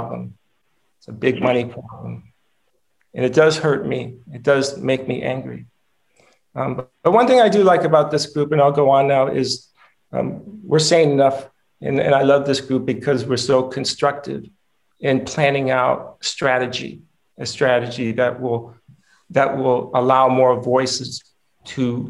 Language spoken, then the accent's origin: English; Rancho Cordova, California, United States; also born or lived in Michigan; I grew up in Rancho Cordova, California, which is a suburb of Sacramento. When we moved from Michigan, actually, I was 5 years old